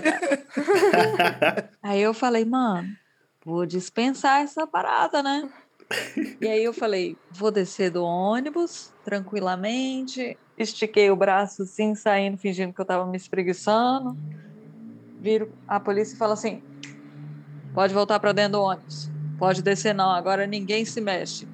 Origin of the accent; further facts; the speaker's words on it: Brazil; moved away; eu sou brasileira